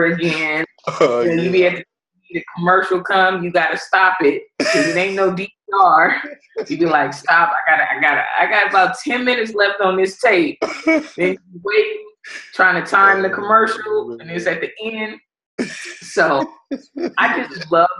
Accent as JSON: {"language": "English", "town": "Los Angeles", "region": "California", "country": "United States", "tie": "born or raised there", "also_born_or_lived": "Palmdale, California / Texarkana", "said": "I'm from Pacoima, California, and I played my high school ball in Palmdale, California"}